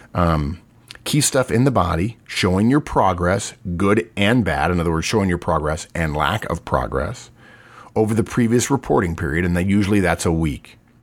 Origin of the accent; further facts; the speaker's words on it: Texas, United States; I'm from Texas and we have that saying